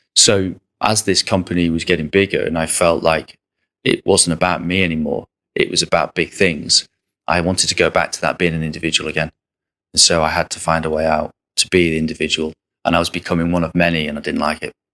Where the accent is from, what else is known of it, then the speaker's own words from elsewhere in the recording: Southport, North West England, United Kingdom; I'm from Southport.